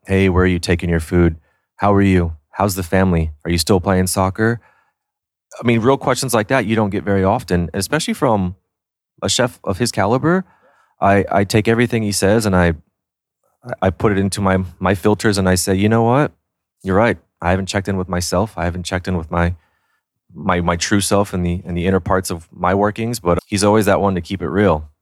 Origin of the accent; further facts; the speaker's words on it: San Antonio, Texas, United States; also born or lived in New York City; now in Austin, United States; I was born and raised in San Antonio. I lived there 18 years